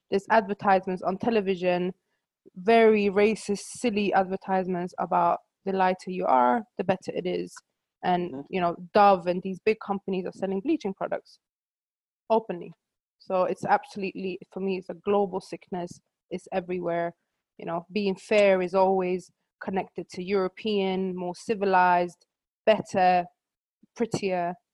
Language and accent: English; Sweden; moved away; also born or lived in New York, United States; I grew up in Sweden with a lot of African friends